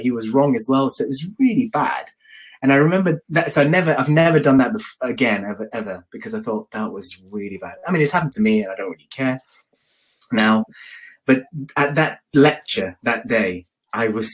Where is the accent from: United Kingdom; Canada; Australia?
United Kingdom; London; moved away as an adult; now in Birmingham, United Kingdom; I moved to Birmingham because I'm from London